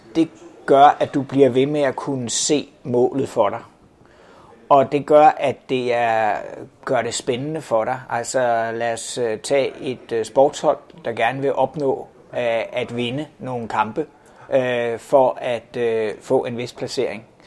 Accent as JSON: {"language": "Danish", "country": "Denmark"}